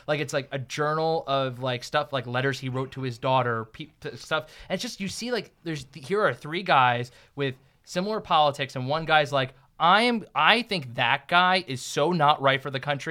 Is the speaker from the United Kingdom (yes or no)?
no; New Jersey, United States; moved away; I'm from New Jersey.